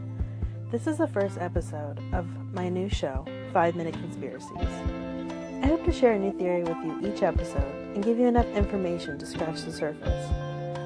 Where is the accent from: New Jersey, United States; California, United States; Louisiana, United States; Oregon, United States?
Oregon, United States; Portland; here in my hometown of Portland, Oregon